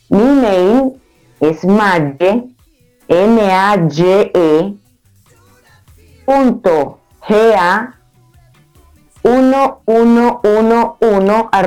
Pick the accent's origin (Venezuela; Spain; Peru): Venezuela; Nueva Esparta; moved away; Entonces me vine, me vine de la isla de Margarita, de un calor asfixiante de, la perla del Caribe, a la nieve.